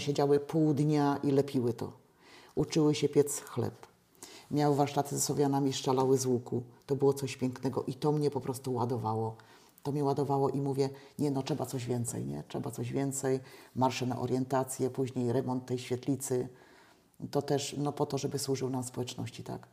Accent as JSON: {"language": "Polish", "town": "Dziadkowo", "country": "Poland", "tie": "born or raised there", "said": "w Dziadkowie się urodziłam, ja tych ludzi bardzo dobrze znam"}